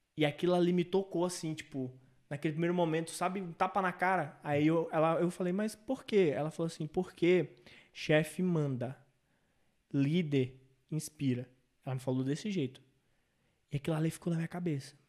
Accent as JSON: {"language": "Portuguese", "town": "São Luís", "region": "Maranhão", "country": "Brazil", "tie": "born or raised there", "said": "em São Luís, que é minha cidade natal"}